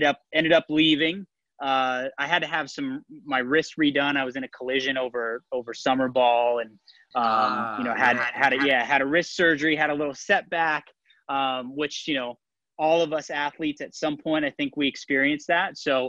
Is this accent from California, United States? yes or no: yes; Newport Beach, California, United States; also born or lived in Santa Monica; I was born in Santa Monica and grew up in Southern California. I grew up in Newport Beach.